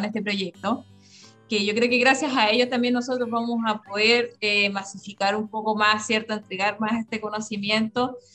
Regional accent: Rapa Nui, Valparaíso, Chile; also born or lived in Viña del Mar; muchos Rapa las raíces nos llaman para vivir acá, yo sé que voy a vivir acá

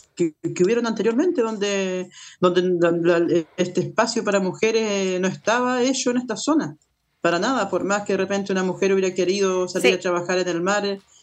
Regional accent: Calbuco, Los Lagos, Chile; pertenezco a una federación eh, que, somos de Calbuco y un sindicato de pescadores que somos de la isla

